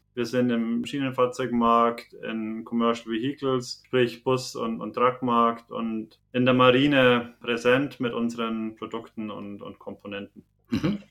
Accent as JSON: {"language": "German", "region": "Bavaria", "country": "Germany", "accent": "Bavarian", "said": "Bin Bayer, kann man auch von dem Akzent her nicht, nicht ganz leugnen"}